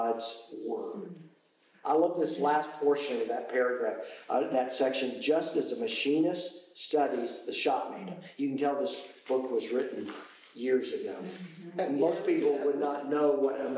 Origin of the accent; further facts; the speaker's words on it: United Kingdom; I am British.